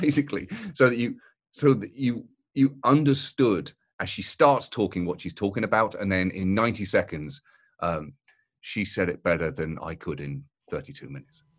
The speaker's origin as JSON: {"language": "English", "country": "United Kingdom", "said": "as a British person"}